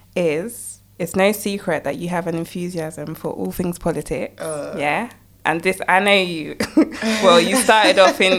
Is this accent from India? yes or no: no; United Kingdom; accent: British; my normal British accent